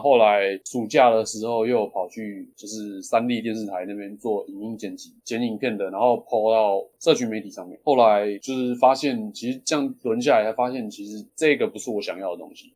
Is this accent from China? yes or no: no; Xindian, New Taipei, Taiwan; 我是土生土长的新店人